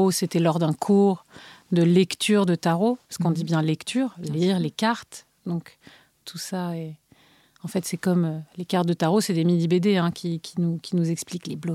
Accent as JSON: {"language": "French", "town": "Bilbao", "region": "Basque Country", "country": "Spain", "tie": "born there", "said": "des allers-retours entre Paris et Bilbao, la ville où je suis née, au Pays basque espagnol, dans le nord de l'Espagne"}